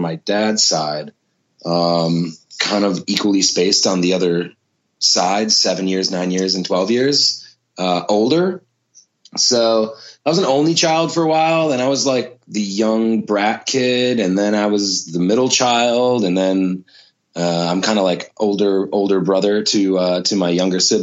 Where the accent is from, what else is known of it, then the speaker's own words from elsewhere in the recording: Minneapolis, Minnesota, United States; I was born and raised in Minneapolis